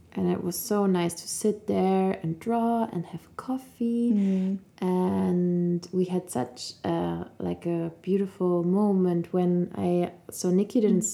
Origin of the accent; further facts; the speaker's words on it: Cologne, North Rhine-Westphalia, Germany; now in Munich, Germany; I'm from Cologne, like you